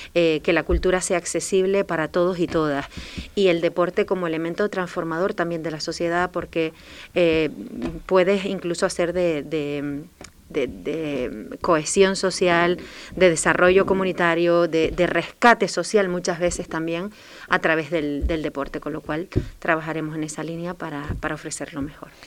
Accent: Telde, Canary Islands, Spain; moved away as an adult; now in Fuerteventura, Spain; yo provengo de otra isla, de la isla de Gran Canaria, del municipio de Telde

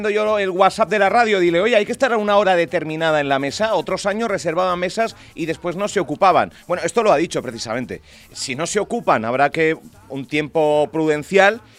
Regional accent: Canary Islands, Spain; Somos majoreros

